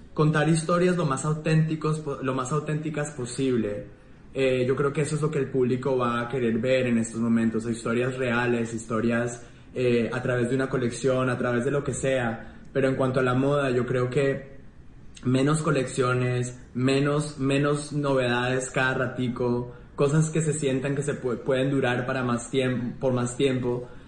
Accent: Colombia; moved away

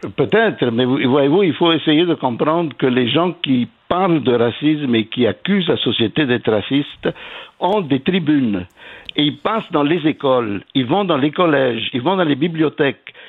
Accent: Quebec, Canada; en tant que Québécois

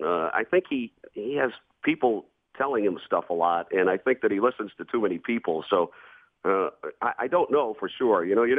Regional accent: Lawrence, Massachusetts, United States; now in Atlanta, United States; I grew up in Lawrence.

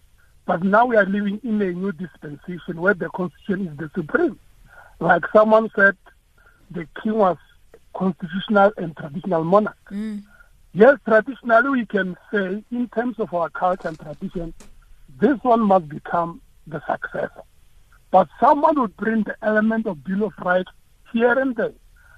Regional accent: Limpopo, South Africa; I'm from Limpopo, from the royal family of Kukui.

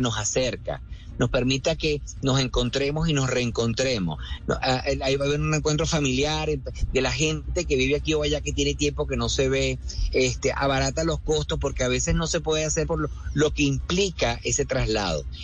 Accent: Caracas, Capital District, Venezuela; porque yo soy caraqueño

